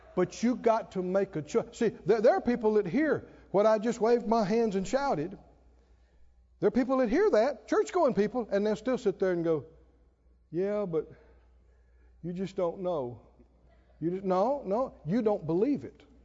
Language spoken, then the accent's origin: English; the South, United States; I grew up in the South